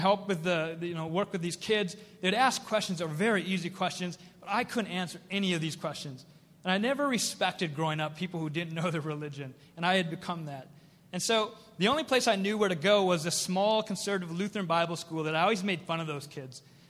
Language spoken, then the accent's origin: English; Minnesota, United States; also born or lived in South Korea; I was adopted by a family in Minnesota